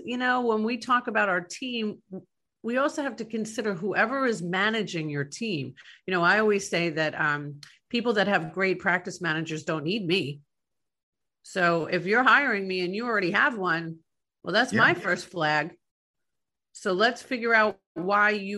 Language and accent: English; New York, United States; now in Tampa Bay, United States; growing up in New York